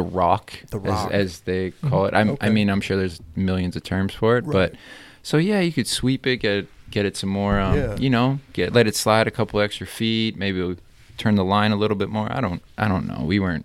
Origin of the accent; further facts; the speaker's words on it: Canada; Of course, I'm Canadian.